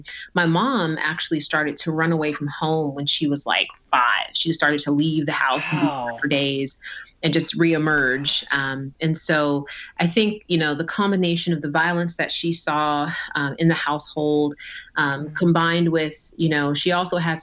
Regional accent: New Jersey, United States; I was born in the summer of 1982 in New Jersey

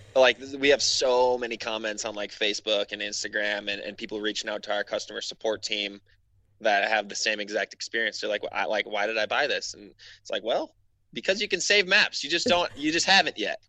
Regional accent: Wisconsin, United States; moved away; also born or lived in Alaska; I grew up in Wisconsin

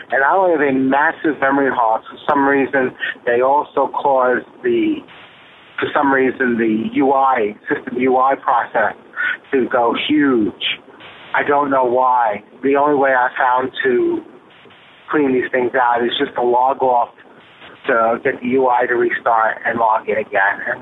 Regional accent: Brooklyn, New York, United States; I am still from Brooklyn, even though I don't live there anymore.

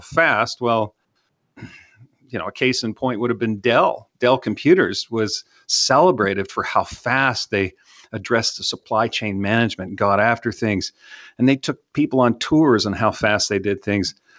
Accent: Canada; now in Texas, United States; I'm from Canada. I didn't know what a bottle rocket was until I moved down to Texas

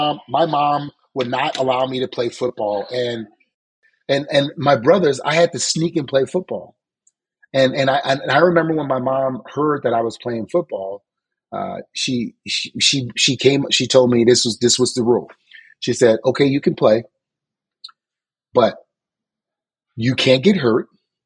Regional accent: New Orleans, Louisiana, United States; Suze, you know, I lived a very good life. And we were poor. We didn't have much. Me and my five older brothers, we lived in like a three-bedroom house

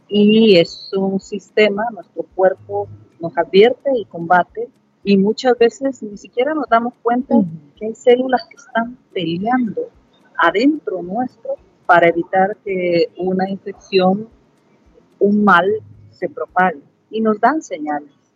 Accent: El Salvador

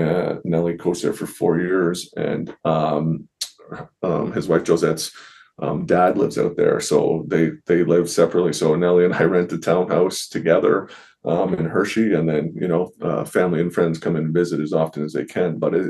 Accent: Ontario, Canada; So I worked a lot of jobs. I worked back home in Ontario for an ex-hock

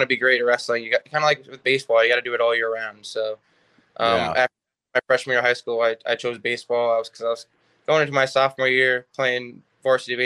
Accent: Jackson, New Jersey, United States; also born or lived in Staten Island, New York; now in Neptune, United States; So when we moved into New Jersey in 2005, Jackson, New Jersey

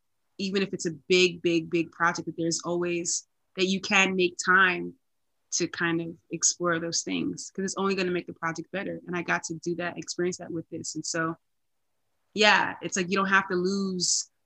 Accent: New York, United States; I'm from New York. I'm a New Yorker

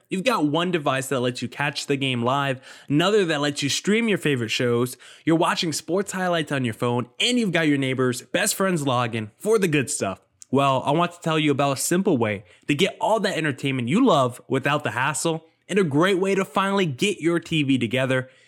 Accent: New Jersey, United States; I grew up in New Jersey

